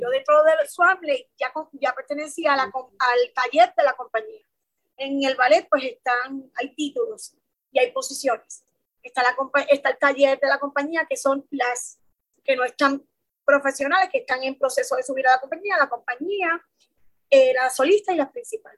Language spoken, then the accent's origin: Spanish; San Juan, Puerto Rico; soy nacida y criada en San Juanca, es San Justo, 53